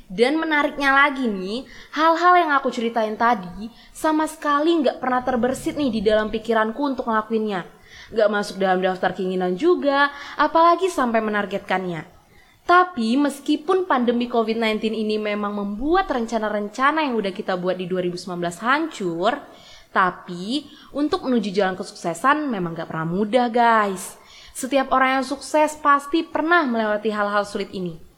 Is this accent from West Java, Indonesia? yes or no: no; Bengkulu, Indonesia; born there; Sebenarnya nih ya, dari SMA aku emang udah seneng banget mendalami kota kelahiranku ini.